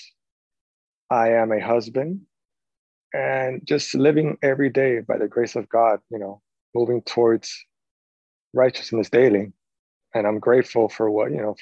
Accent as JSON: {"language": "English", "town": "Chicago", "region": "Illinois", "country": "United States", "tie": "born or raised there", "moved": "yes", "lives_now": "Miami, United States", "said": "I was born in the Chicago, Illinois"}